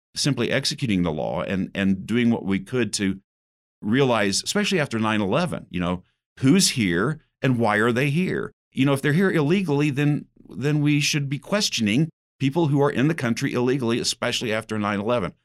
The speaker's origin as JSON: {"language": "English", "region": "Southern Indiana", "country": "United States", "said": "I'm from Southern Indiana"}